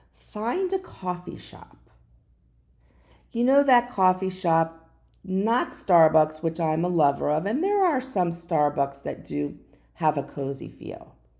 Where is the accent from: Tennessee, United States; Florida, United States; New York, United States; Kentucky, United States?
Florida, United States; also born or lived in New Jersey; I've lived in Fla-, Florida the majority of my life. There was a short time when I was very young, I lived in New Jersey, but I was born in Florida